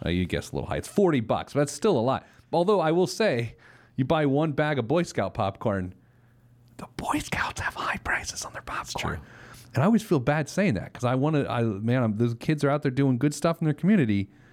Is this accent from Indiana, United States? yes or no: yes; Speedway, Indiana, United States; I grew up in Speedway, Indiana